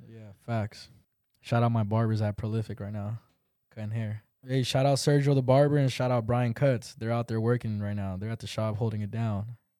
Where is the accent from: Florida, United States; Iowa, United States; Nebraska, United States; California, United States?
California, United States; moved away; I grew up in Cali